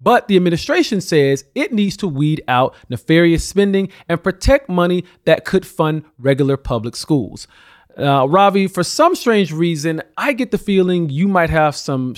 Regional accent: Alabama, United States; especially in my home state of Alabama

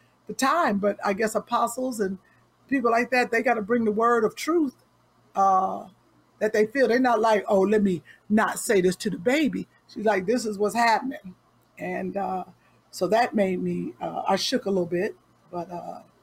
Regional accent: Cleveland, Ohio, United States; also born or lived in Nashville, Tennessee; I'm from Cleveland.

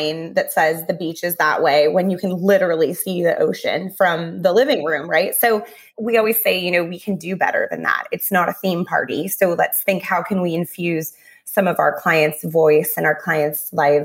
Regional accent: Southern California, United States; I grew up in Southern California

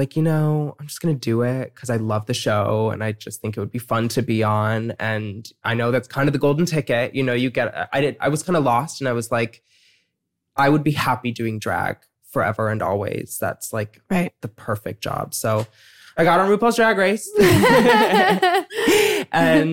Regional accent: Woodstock, Illinois, United States; also born or lived in Evanston, Illinois; I was born and raised in Evanston, Illinois, which is kind of Chicago adjacent. And then when I was 7, we moved to Woodstock, Illinois

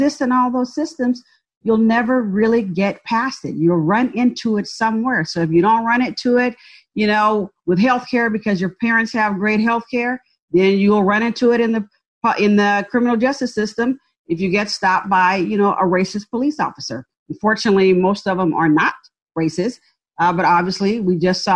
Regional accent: San Francisco Bay Area, California, United States; also born or lived in Birmingham, Alabama; now in Dallas, United States; So moved to the San Francisco Bay Area and grew up in a public housing project

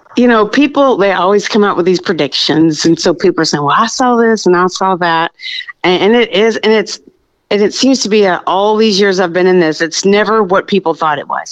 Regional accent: Birdville ISD, Texas, United States; I was born and raised in Birdville ISD

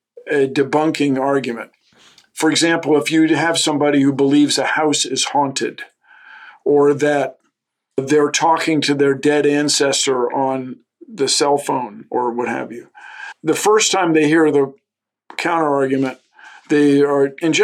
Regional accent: Washington, District of Columbia, United States; moved away; growing up in Washington, having access to the woods

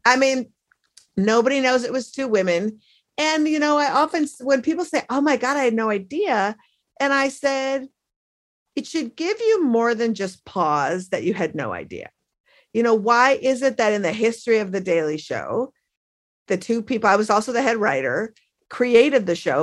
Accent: Minneapolis, Minnesota, United States; now in Brooklyn, United States; my hometown of Minneapolis

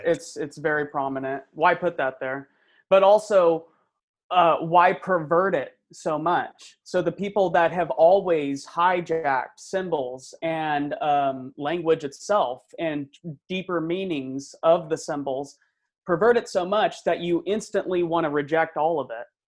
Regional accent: Central Valley, California, United States; not uh, from my hometown, but from um, you know Central Valley

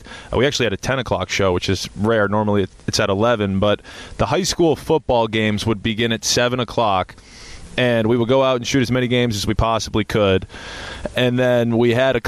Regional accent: Westborough, Massachusetts, United States; moved away as an adult; also born or lived in Miami; I grew up in Westboro, Massachusetts, which is about 45 minutes west of Boston

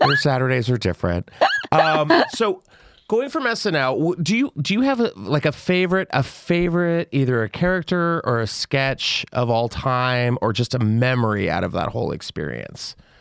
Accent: Texas, United States; a questioning gay kid, growing up in Texas

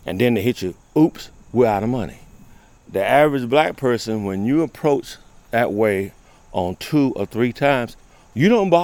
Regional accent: Williamston, North Carolina, United States; I was born and raised 40 miles from here, Williamston, North Carolina.

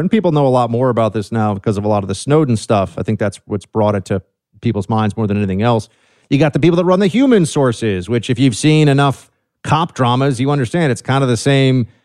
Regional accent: New York City, New York, United States; I'm from New York City, man, born and raised here.

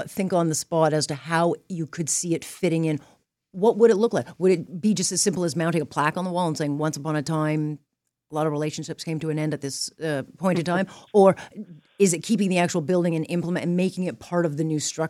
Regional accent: Hamilton, Ontario, Canada; I'm from Hamilton

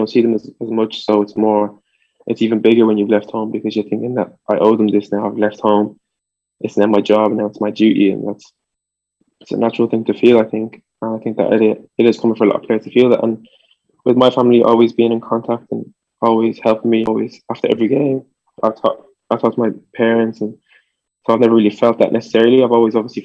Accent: Dublin, Leinster, Ireland; born or raised there; English is a second language; also born or lived in France

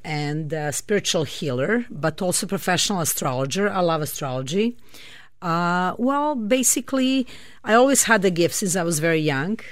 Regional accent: Belgrade, Serbia; moved away; I grew up in Serbia. I'm originally from Belgrade, Serbia

